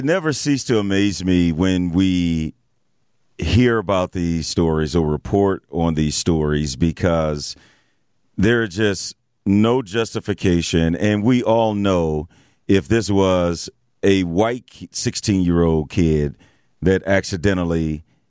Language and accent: English; East St. Louis, Illinois, United States; growing up in East St. Louis, I saw some stuff